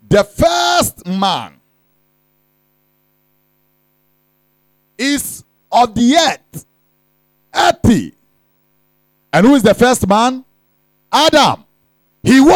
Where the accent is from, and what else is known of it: Ghana